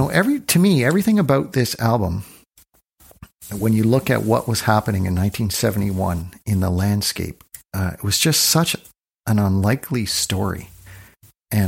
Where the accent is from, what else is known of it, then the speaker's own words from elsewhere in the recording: North Bay, Ontario, Canada; I grew up in North Bay, Ontario